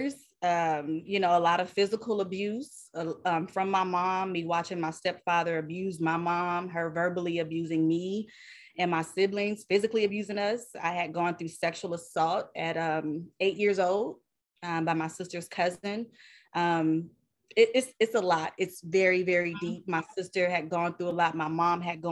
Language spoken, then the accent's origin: English; Southern California, United States; also born or lived in Bay Area; I am born and raised in Southern California